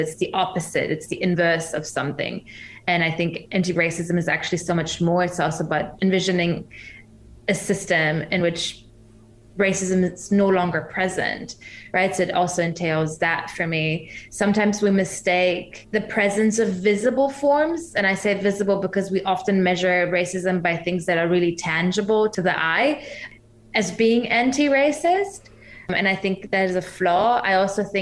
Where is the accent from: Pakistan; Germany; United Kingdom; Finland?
Germany; moved away as an adult; also born or lived in Iran (parents); now in New Zealand; I'm originally from Germany, my parents are from Iran.